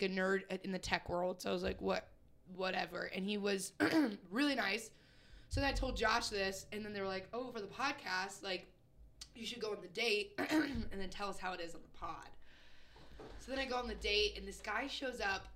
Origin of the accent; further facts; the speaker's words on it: Indiana, United States; I'm from Indiana. My family all has guns